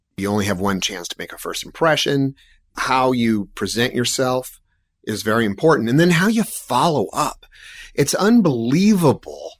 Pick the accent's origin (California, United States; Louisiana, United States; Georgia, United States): California, United States; San Diego; moved away as an adult; also born or lived in Portland, Oregon; I grew up in San Diego